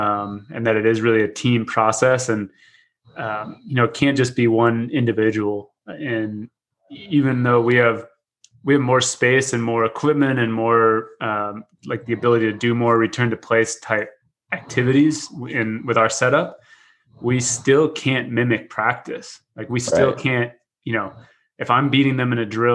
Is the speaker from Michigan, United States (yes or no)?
no; Dallas, Texas, United States; moved away as an adult; now in Wisconsin, United States; I grew up in Dallas, and then I got on the wrong plane and ended up in Wisconsin